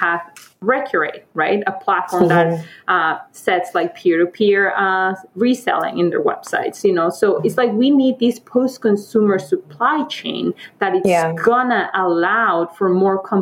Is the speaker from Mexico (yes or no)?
yes; Mexico; moved away; I'm from Mexico. I was born and raised there